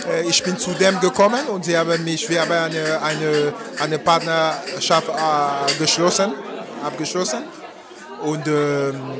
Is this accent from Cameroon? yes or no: yes; Cameroon; German is a second language; moved away as an adult; now in Germany; Äh, ich komme aus Kamerun. Ich, bin, äh, ich lebe in Deutschland seit äh, schon zwölf Jahren